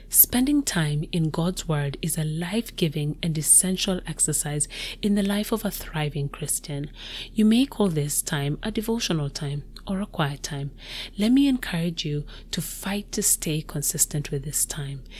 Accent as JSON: {"language": "English", "country": "Kenya", "moved": "as an adult", "lives_now": "United States", "said": "I moved to the US from my home country, Kenya"}